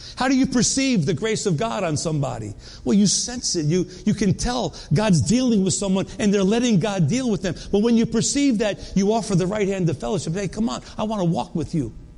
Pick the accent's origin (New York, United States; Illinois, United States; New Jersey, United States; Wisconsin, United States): New York, United States; moved away; also born or lived in North Carolina; we moved from North Carolina back to New York where, where we grew up.